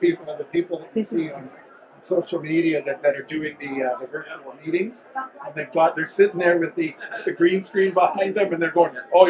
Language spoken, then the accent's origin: English; Canada; we're Canadian.